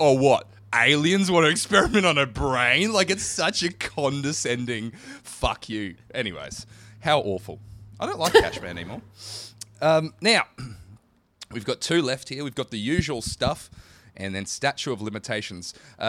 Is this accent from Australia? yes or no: yes; Queensland, Australia; I was born in Queensland.